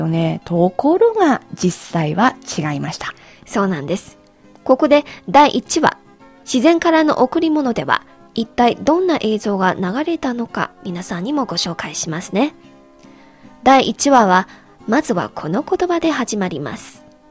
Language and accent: Japanese; China; 私たち中国人